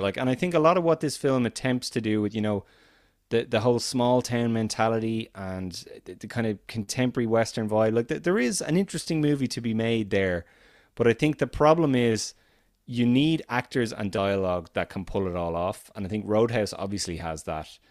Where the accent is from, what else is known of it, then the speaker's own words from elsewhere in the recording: Ireland; as an Irishman